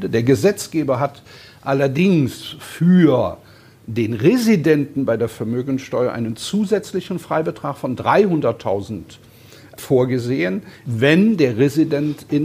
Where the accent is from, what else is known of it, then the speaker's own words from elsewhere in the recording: Cologne, North Rhine-Westphalia, Germany; also ich drücke das mal als Kölner ein bisschen salopp aus.